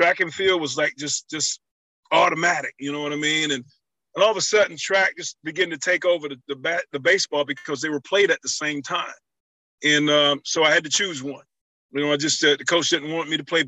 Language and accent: English; Lumberton, North Carolina, United States; moved away; that spirit still lingers in areas in my hometown